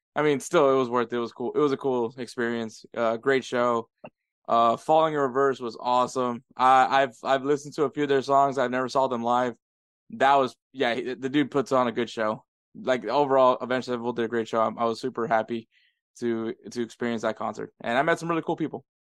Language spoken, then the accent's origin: English; United States; me and Edward are first generations. Like we're the first born here in the U.S. from from our family